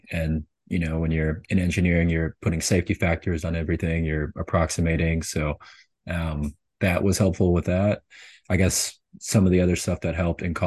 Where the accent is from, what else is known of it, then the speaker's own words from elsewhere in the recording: St. Paul, Minnesota, United States; moved away as an adult; also born or lived in Tulsa, Oklahoma / Houston, Texas; I'm from Minnesota